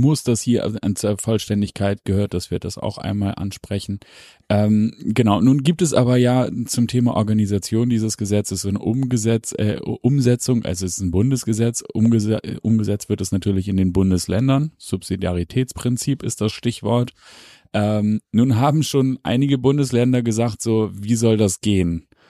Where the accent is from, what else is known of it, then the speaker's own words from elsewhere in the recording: Hamburg, Germany; als Hamburger sei mir das gegönnt